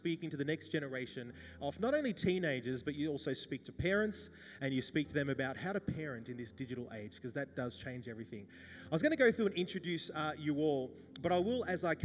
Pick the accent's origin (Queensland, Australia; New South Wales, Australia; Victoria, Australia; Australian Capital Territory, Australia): New South Wales, Australia; Wagga Wagga; born or raised there